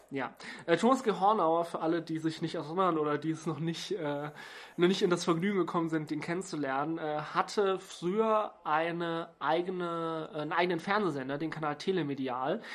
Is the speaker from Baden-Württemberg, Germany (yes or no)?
yes; Stuttgart, Baden-Württemberg, Germany; meiner Heimatstadt Stuttgart